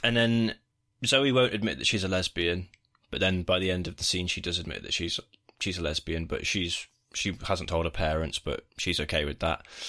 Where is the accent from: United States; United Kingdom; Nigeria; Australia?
United Kingdom; We're the British